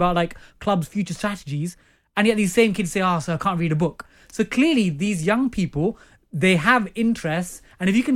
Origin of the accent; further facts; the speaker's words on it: London, United Kingdom; I grew up in East Ham